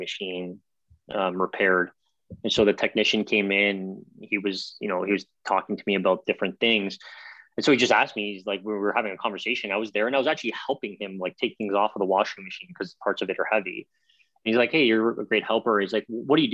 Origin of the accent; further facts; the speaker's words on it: Toronto, Ontario, Canada; growing up in Toronto